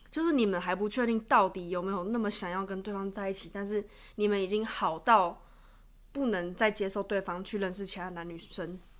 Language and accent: Chinese; Taiwan; 毕竟我是台湾人